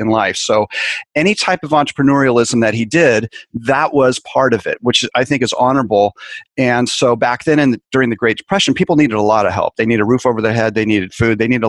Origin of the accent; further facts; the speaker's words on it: San Francisco Bay Area, California, United States; I grew up in the San Francisco Bay Area